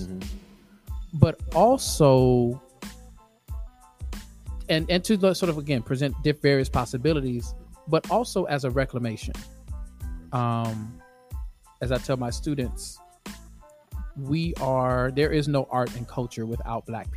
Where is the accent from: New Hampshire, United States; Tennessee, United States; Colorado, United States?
Tennessee, United States; Nashville; also born or lived in Baltimore, Maryland / Boston, Massachusetts; I grew up in Bellevue.